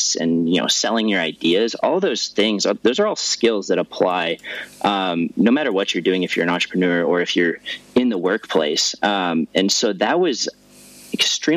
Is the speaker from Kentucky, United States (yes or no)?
no; Denver, Colorado, United States; where I grew up in Denver